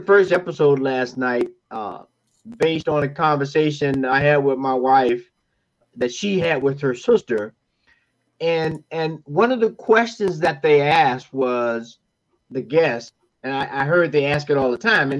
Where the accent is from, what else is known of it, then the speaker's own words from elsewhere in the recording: Florida, United States; I'm from Florida